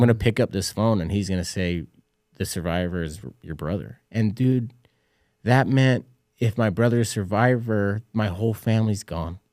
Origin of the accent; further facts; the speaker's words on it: Utah, United States; I was a kid from Utah, high school basketball coach